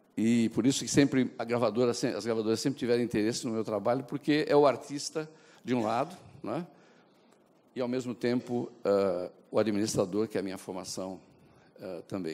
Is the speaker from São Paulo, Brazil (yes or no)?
yes; São Paulo, Brazil; also born or lived in Mooca, São Paulo / United States; paulistano do Brás